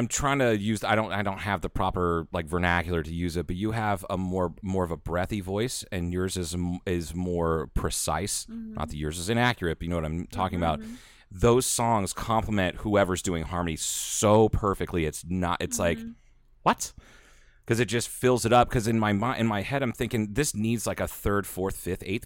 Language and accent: English; Ohio, United States; now in Arizona, United States; I've lived here away from all my family and the people I grew up with in Ohio